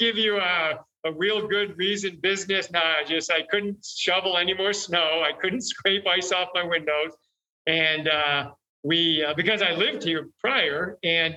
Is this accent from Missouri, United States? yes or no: no; New York, United States; I'm from New York